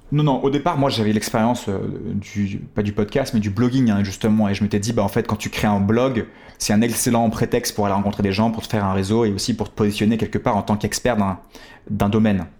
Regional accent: France; on était quelques Français à l'époque dans cette formation

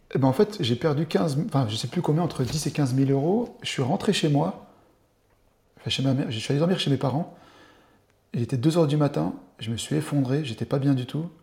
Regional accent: Dole, Bourgogne-Franche-Comté, France; also born or lived in Bastia, Corsica; now in Besançon, France; Je suis né en Corse, à Bastia, et j'habite à Besançon. J'ai grandi à Dole euh, dans le Jura jusqu'à mes 20 ans

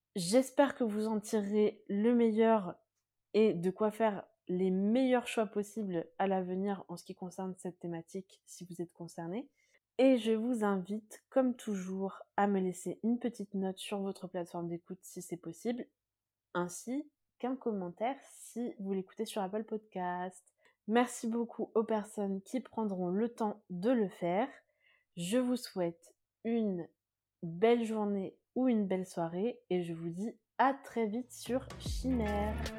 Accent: France; je suis moi-même aussi née et j'ai grandi en France

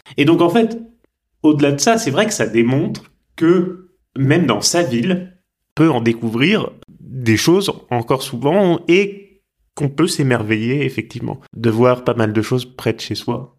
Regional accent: Tours, Centre-Val de Loire, France; moved away; also born or lived in Rouen; quand je quittais Rouen, quand j'étais petit pour retourner à Tours où j'habitais

